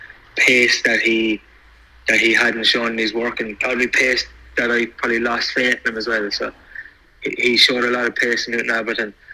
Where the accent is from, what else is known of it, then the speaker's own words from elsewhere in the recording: Ireland; being Irish